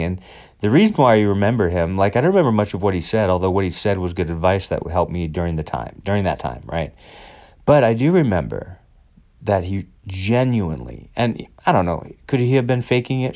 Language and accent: English; United States; I'm white and I'm American